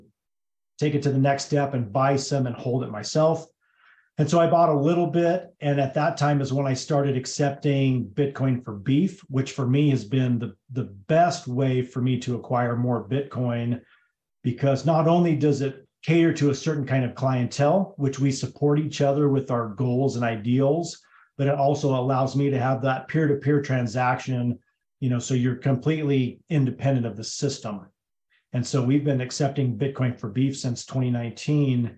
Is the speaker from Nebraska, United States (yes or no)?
no; Hotchkiss, Colorado, United States; also born or lived in Twentynine Palms, California; I was born and raised in Hotchkiss, Colorado, which is about 15 miles from where we currently live